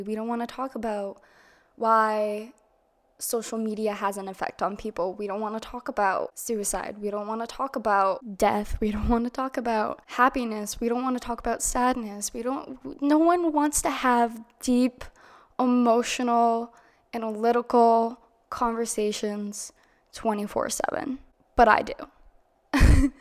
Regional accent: Massachusetts, United States; moved away as an adult; also born or lived in Florida; drove back up to Massachusetts. And I lived with my grandmother, my grandfather in my hometown

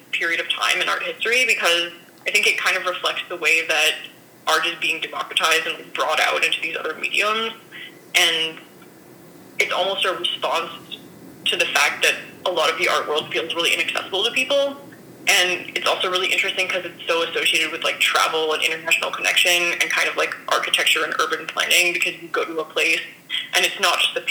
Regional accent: Arizona, United States; moved away as an adult; also born or lived in Berlin; I grew up in Arizona and I'm from here

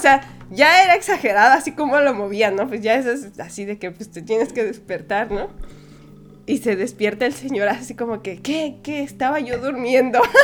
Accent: Mexico; como mexicana tal vez sí, siempre he podido viajar libremente por México

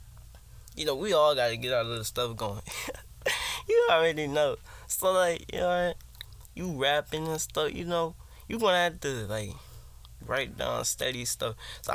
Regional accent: Virginia, United States; I'm from Virginia. I'm 15.

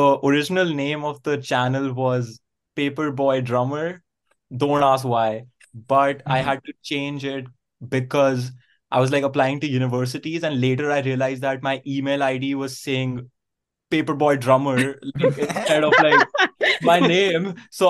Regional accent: India; moved away as an adult; now in Vancouver, Canada; So I am from India and I moved to Vancouver for study purposes like 2.5 years ago.

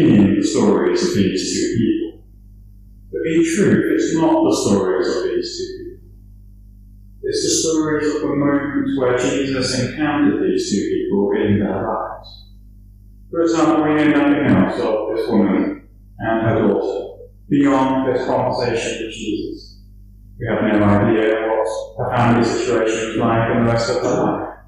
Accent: Dublin, Leinster, Ireland; I grew up in Dublin

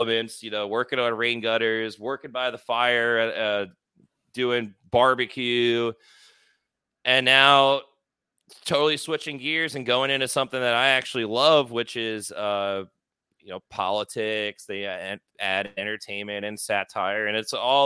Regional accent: Philadelphia, Pennsylvania, United States; moved away; also born or lived in South Florida; I'm originally from Philadelphia

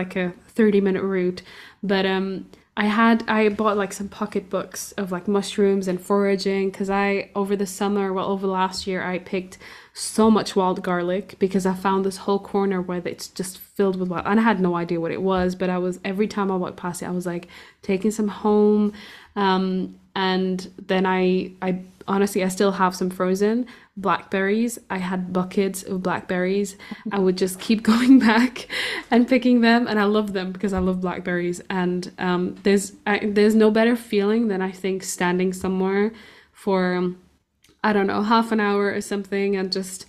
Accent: Portugal; I grew up in Portugal

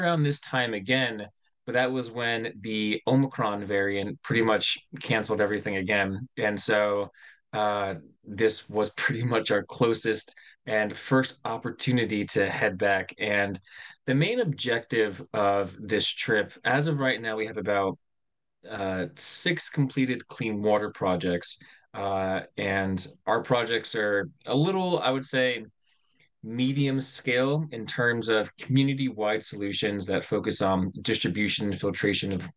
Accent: United States; myself, which is from the United States.

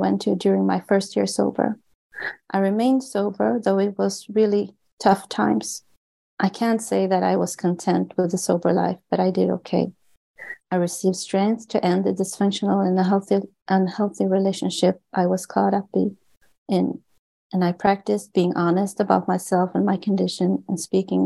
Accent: Sweden; I was born and raised in Sweden, which is one of the most agnostic and atheistic countries on the globe

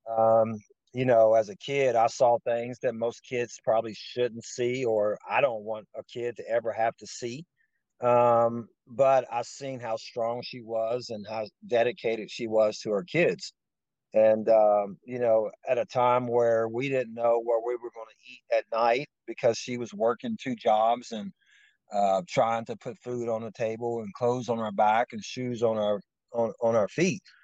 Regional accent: Lewisburg, West Virginia, United States; also born or lived in Covington, Virginia; So we actually moved to West Virginia when I was young. So I, I'm from West. I'll say I'm from West Virginia, even though I was born in Virginia. But uh, Lewisburg, West Virginia is just a, a town

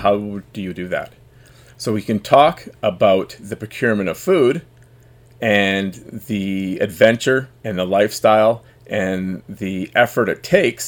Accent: Vancouver, British Columbia, Canada; I'm from the epicenter of political decision, the Vancouver, the Lower Mainland

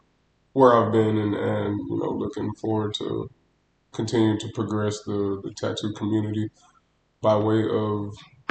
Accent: Auburn, Alabama, United States; moved away as an adult; now in Dallas, United States; I'm from Auburn, Alabama, War Down. Moved to Dallas about 5 years ago, six years ago now.

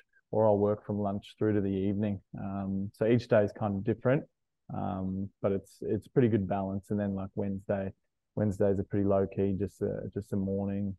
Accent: Logan, Queensland, Australia; now in Brisbane, Australia; I'm a South Sider. I grew up in Logan

